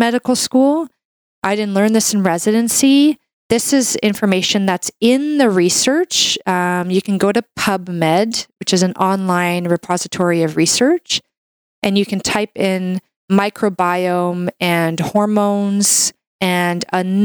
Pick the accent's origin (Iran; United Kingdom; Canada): Canada; I'm a Canadian medical doctor